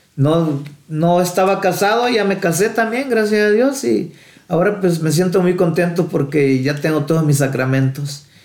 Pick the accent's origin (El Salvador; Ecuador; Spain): El Salvador; moved away; nací en El Salvador